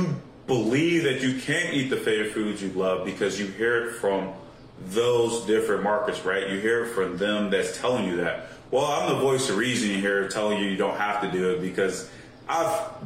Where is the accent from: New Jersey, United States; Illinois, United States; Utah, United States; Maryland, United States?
Illinois, United States; Chicago; growing up in the Chicago area